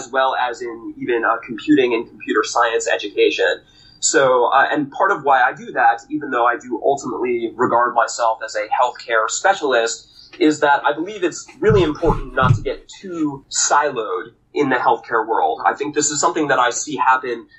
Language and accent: English; New York, United States; moved away; also born or lived in Massachusetts / Washington, D.C.; I was born and raised in New York